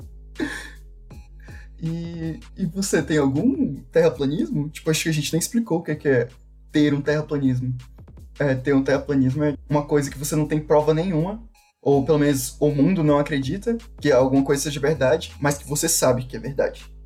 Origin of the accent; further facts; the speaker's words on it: Brazil; eu nasci no Brasil